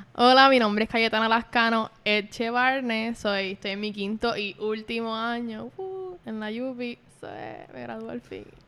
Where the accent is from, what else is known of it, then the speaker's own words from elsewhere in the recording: Puerto Rico; yo no, no nací aquí en Puerto Rico, me crié aquí, yo me siento como puertorriqueña